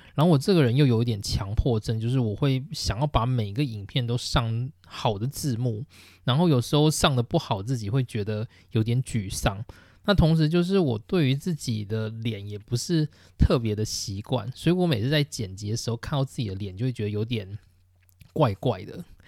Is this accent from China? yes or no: no; Taichung, Taiwan; moved away as an adult; also born or lived in Tainan, Taiwan / Hsinchu, Taiwan; now in Japan; 那我是台湾人，然后我出生在台中，就是我从高中毕业以前的生活都是在台湾的台中度过